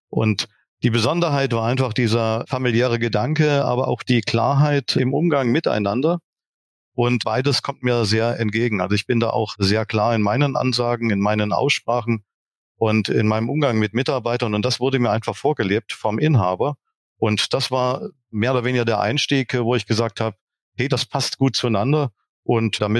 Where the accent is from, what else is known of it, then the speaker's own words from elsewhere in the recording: Saxony, Germany; ich bin tatsächlich gebürtiger Sachse auch wenn man das jetzt vielleicht im Podcast nicht direkt hört